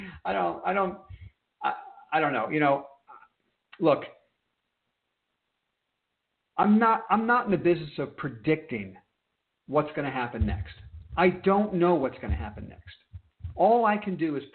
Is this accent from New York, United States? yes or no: yes; New York, United States; I am an East Coast guy. I was born and raised in New York